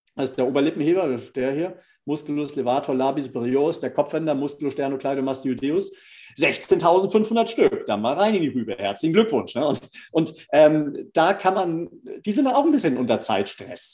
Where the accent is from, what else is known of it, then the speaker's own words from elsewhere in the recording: Northern Germany, Germany; als Norddeutscher